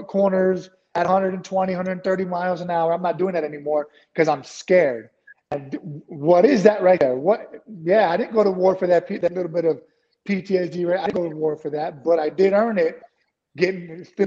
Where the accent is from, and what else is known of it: San Antonio, Texas, United States; born or raised there